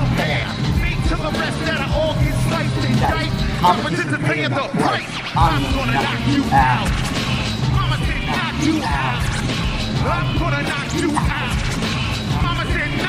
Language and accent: English; New York City, New York, United States; Growing up in the Lower East Side of Manhattan, we were exposed to a lot of hip-hop